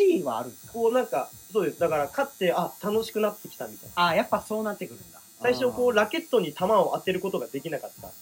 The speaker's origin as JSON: {"language": "Japanese", "region": "Kagoshima", "country": "Japan", "tie": "born or raised there", "said": "地元鹿児島で、割と厳しいお堅い家族"}